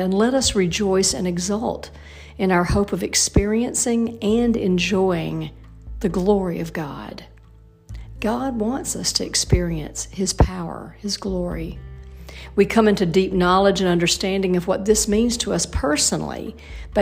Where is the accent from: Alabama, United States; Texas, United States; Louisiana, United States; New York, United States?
Alabama, United States; also born or lived in Indiana; it's Alabama, that's my home state